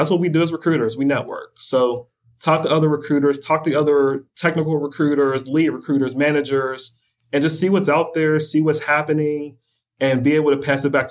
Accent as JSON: {"language": "English", "town": "Pittsburgh", "region": "Pennsylvania", "country": "United States", "said": "I'm from Pittsburgh"}